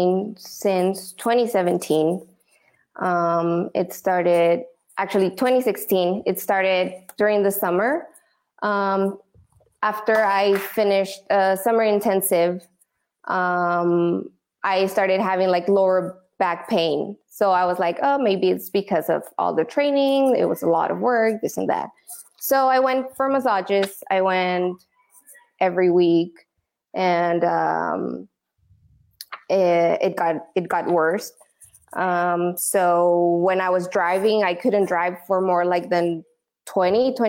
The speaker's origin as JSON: {"language": "English", "town": "Tijuana", "region": "Baja California", "country": "Mexico", "tie": "born or raised there", "also_born_or_lived": "San Diego", "said": "I was born in San Diego, but I was raised in Tijuana. So I'm bilingual."}